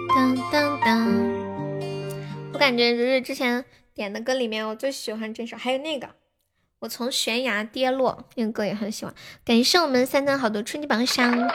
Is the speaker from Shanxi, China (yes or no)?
no; Sichuan, China; 我们四川人在街上摆摊儿卖东西都这么喊的